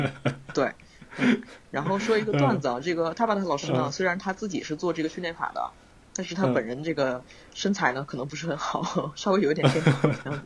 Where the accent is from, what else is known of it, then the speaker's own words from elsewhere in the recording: China; moved away as an adult; also born or lived in Beijing, China; now in Tokyo, Japan; 像我们中国人啊，